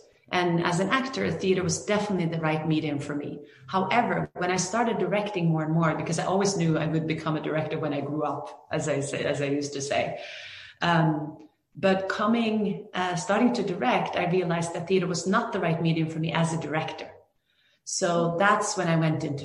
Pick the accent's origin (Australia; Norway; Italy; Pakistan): Norway; moved away as an adult; also born or lived in Greenwood, Indiana / New York / Los Angeles; now in United States; I grew up in Norway